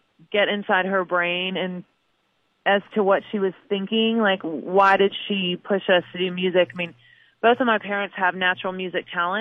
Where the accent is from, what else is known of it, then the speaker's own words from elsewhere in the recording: New Franklin, Missouri, United States; moved away; what it's like to grow up in Missouri